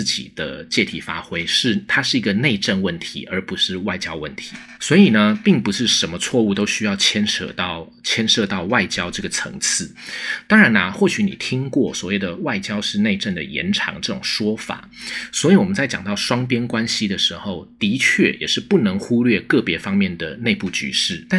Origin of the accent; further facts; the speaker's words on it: Taiwan; 美国驻军它其实不必然一定是一种我们台湾人会直觉上以为很好的那种事情